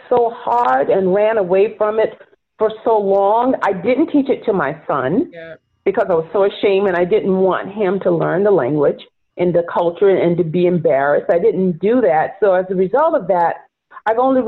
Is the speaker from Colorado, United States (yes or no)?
no; near Charleston, rural South Carolina, United States; also born or lived in Florida; now in New York, United States; as a Black woman growing up in rural South Carolina